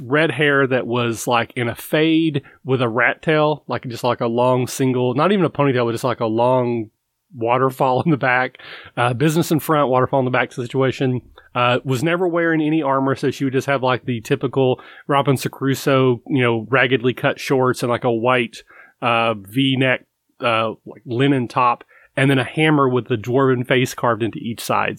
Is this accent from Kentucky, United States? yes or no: yes; Kentucky, United States; I'm from Kentucky